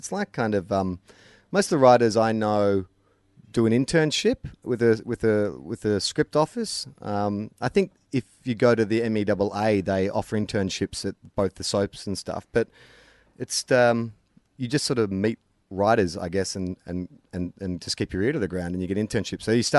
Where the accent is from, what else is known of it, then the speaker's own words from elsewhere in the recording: Adelaide, South Australia, Australia; I'm a nobody from Adelaide who has to pay the mortgage and provide for a family.